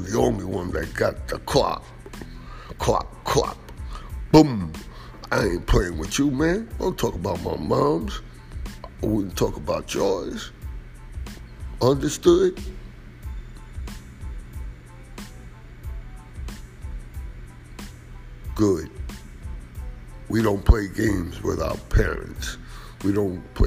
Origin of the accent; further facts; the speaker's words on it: New York City, New York, United States; I am from Washington Heights